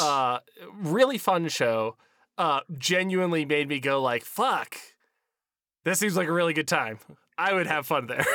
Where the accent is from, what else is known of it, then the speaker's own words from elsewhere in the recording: Pennsylvania, United States; we are both from Pennsylvania